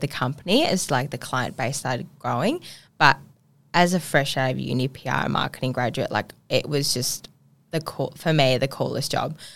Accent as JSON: {"language": "English", "region": "Ubon Ratchathani", "country": "Thailand", "tie": "born or raised there", "also_born_or_lived": "Bangkok, Thailand / Koh Samui, Thailand", "moved": "yes", "lives_now": "Perth, Australia", "said": "born there, born in a country part of Thailand called Ubon"}